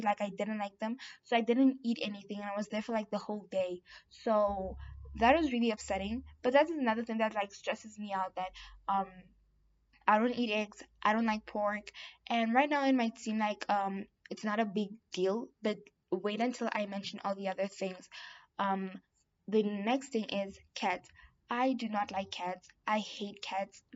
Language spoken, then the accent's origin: English; South Africa; I'm South African